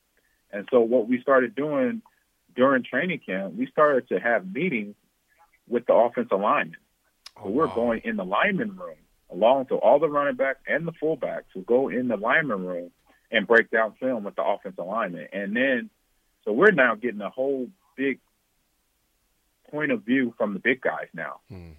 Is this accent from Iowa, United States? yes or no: no; Omaha, Nebraska, United States; moved away; I grew up in Omaha, Nebraska. I played football at Lincoln, played football at Omaha Central.